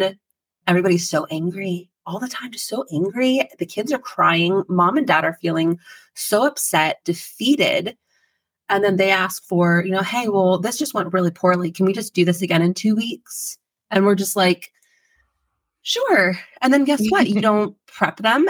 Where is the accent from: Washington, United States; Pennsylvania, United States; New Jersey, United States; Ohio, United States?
Pennsylvania, United States; I born and raised in Pennsylvania